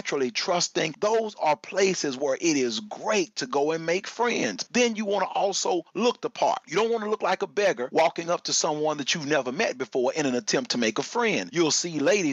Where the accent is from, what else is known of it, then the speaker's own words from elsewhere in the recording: Texas, United States; I'm a Texan